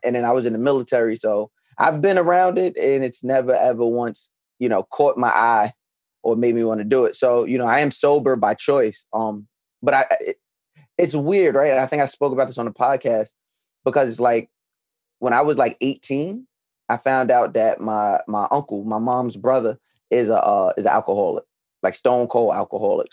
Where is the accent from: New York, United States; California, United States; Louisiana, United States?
New York, United States; Long Island; now in Brooklyn, United States; I was born and raised on Long Island, but I currently reside in Brooklyn